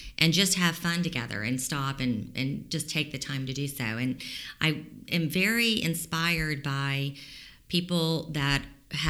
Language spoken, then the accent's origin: English; Miami, Florida, United States; moved away as an adult; now in Tallahassee, United States; I'm not from Tallahassee, even though I've lived here the majority of my life, over 35 years. I'm from Miami originally